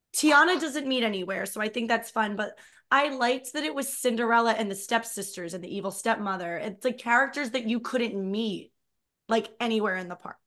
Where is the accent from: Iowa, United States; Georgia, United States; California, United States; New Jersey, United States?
New Jersey, United States; I grew up in Jersey